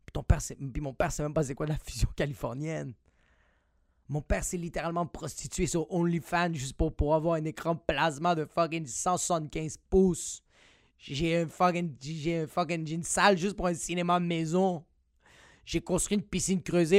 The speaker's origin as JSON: {"language": "French", "town": "Montreal", "region": "Quebec", "country": "Canada", "said": "moi je viens de Montréal"}